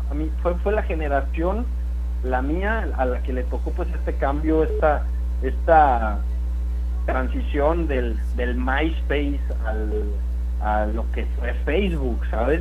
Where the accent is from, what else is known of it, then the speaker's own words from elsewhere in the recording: Sonora, Mexico; now in Mexico City, Mexico; Yo nací en Sonora, vivo en la Ciudad de México